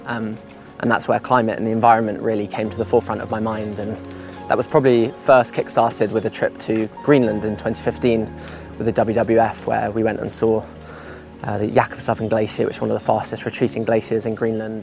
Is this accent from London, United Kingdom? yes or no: yes; London, United Kingdom; I, I grew up in West London